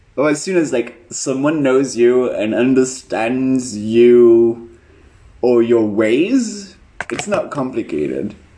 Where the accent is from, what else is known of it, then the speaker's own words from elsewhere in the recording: United Kingdom; now in Berlin, Germany; I'm British